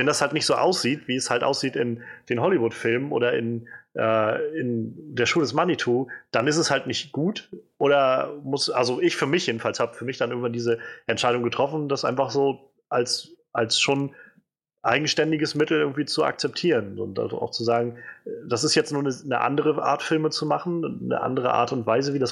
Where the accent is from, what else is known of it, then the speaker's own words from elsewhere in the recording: Rhineland-Palatinate, Germany; Zum Beispiel, ich komme ja, aus Rheinland-Pfalz.